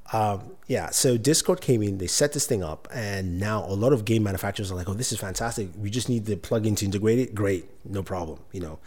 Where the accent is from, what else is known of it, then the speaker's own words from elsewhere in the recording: Nigeria; moved away; I'm originally from Nigeria.